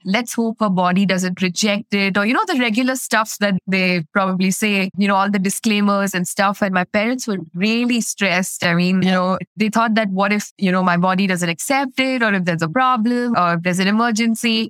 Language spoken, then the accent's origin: English; India; I'm from India